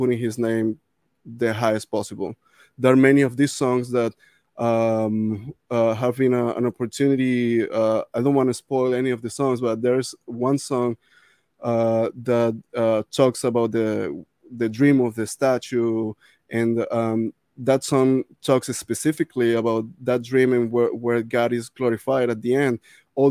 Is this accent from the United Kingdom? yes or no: no; Venezuela; moved away; I grew up in Venezuela working with orchestras, playing with orchestras